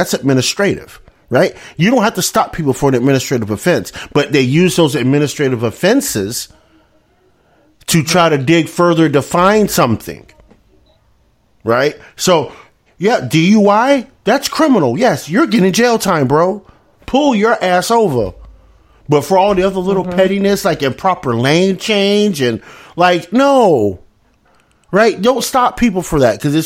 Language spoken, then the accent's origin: English; North Florida, United States; I grew up in North Florida